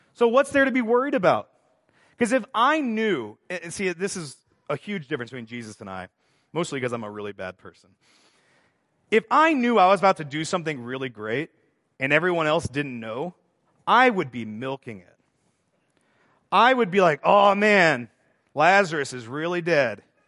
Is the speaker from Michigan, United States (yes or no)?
no; Texas, United States; moved away; also born or lived in Estonia; I grew up in Texas